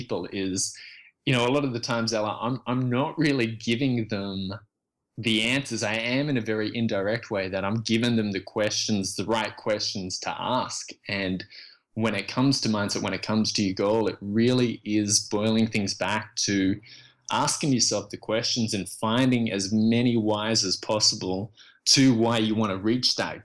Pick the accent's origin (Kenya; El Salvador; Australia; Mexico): Australia; moved away as an adult; also born or lived in Vietnam / Indonesia / Canada / Texas; I was born in Vietnam and then left as a refugee and fled the country with my parents. We made it to a refugee camp in Indonesia, where we stayed for a year, and then from there we got accepted into Australia